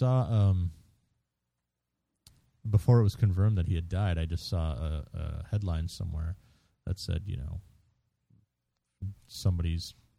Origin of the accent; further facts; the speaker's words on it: Minnesota, United States; we are from Minnesota.